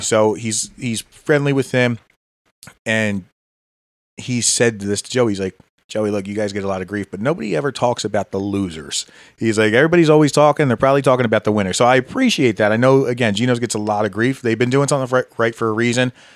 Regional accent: Philadelphia, Pennsylvania, United States; now in Hatboro, United States; growing up in Philly

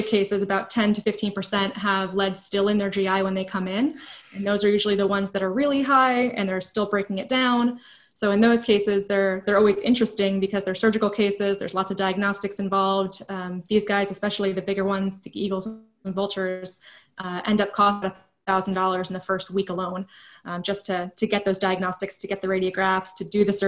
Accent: New Jersey, United States; moved away as an adult; now in Virginia, United States; I'm not from here or anything. I'm originally from New Jersey. So it was my first time living in Virginia, and I pretty much just moved here for the job

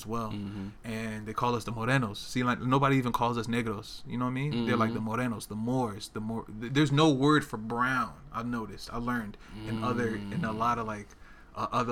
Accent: Newark, New Jersey, United States; moved away as an adult; also born or lived in South Georgia; now in Portland, United States; I grew up in New Jersey. I grew up in Newark, New Jersey

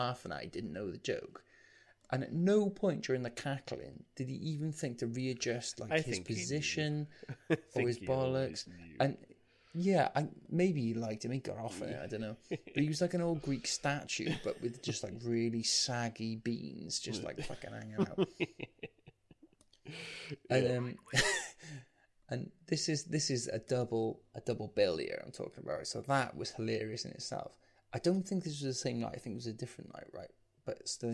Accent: St Athan, Wales, United Kingdom; I grew up in St. Athen

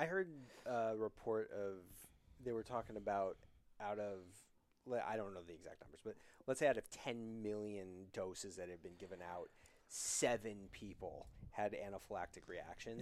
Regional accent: Wyoming, United States; now in New York City, United States; I grew up in Wyoming

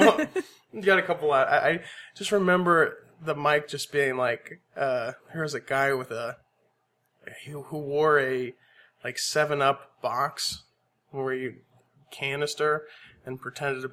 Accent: Aurora, Colorado, United States; also born or lived in San Antonio, Texas / Boerne, Texas; now in Austin, United States; most of my childhood was in Aurora, Colorado

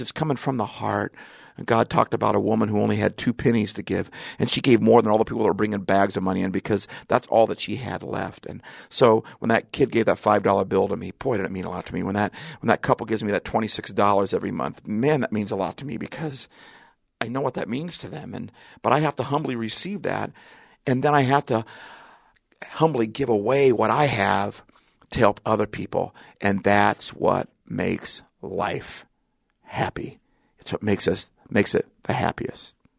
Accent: Seattle, Washington, United States; I'm from Seattle. I'm in Southern California

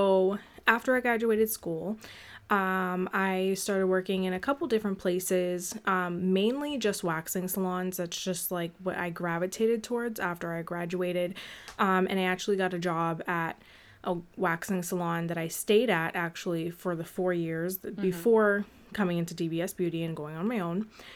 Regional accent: Boston, Massachusetts, United States; I am from Boston

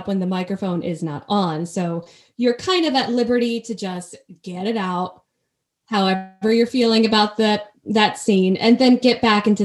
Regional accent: New Jersey, United States; accent: Jersey; moved away; also born or lived in Connecticut; I'm from Jersey, so my Jersey accent will slip out every once in a while

